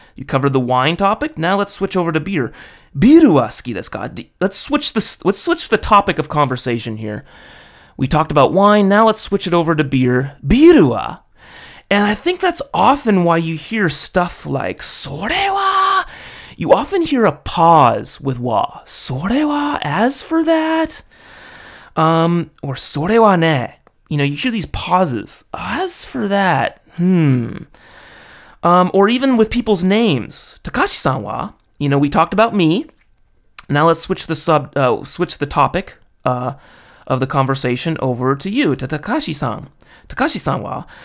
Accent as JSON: {"language": "English", "town": "Los Angeles", "region": "California", "country": "United States", "said": "I'm an American dude from L"}